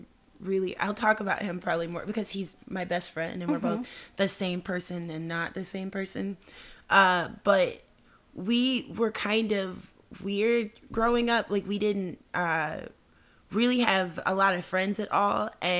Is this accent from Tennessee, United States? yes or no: yes; Memphis, Tennessee, United States; Memphis, Tennessee.